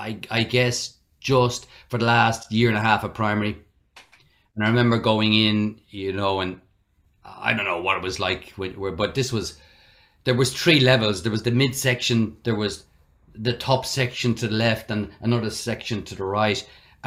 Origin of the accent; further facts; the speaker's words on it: Dublin, Leinster, Ireland; moved away as an adult; also born or lived in Julianstown, County Meath / Drogheda; now in Brisbane, Australia; I was born in the house, yeah, in Ballymun, in Dublin. That was the family home, the first one.